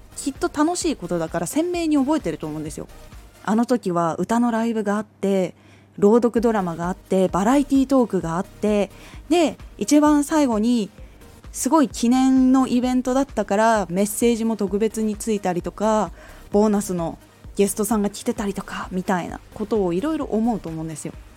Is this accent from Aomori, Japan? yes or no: yes; Aomori, Japan; 私はその時に地元青森の方にいて